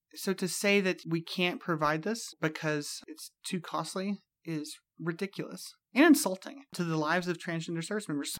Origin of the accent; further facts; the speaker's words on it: Mississippi and South Carolina, Deep South, United States; growing up in the Deep South, in Mississippi and South Carolina